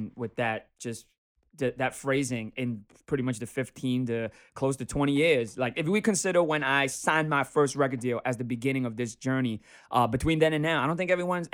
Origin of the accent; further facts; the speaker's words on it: Miami, Florida, United States; moved away as an adult; now in New York, United States; my hometown is Miami